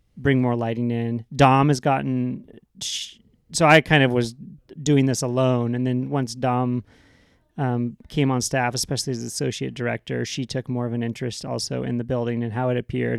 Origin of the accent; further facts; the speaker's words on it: Seattle, Pacific Northwest, United States; now in California, United States; I grew up in the Pacific Northwest